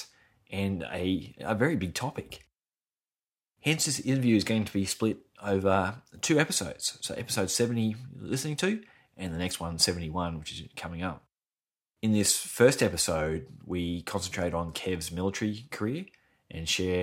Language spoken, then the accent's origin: English; Brisbane, Queensland, Australia; my hometown, Brisbane in Australia